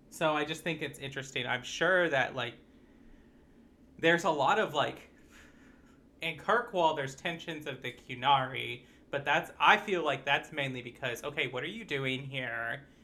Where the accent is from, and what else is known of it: United States